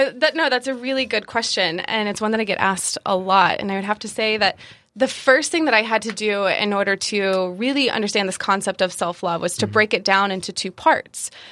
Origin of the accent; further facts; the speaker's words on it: South Carolina, United States; also born or lived in Georgia; I was born in Georgia and I was raised in South Carolina. I was raised by my grandparents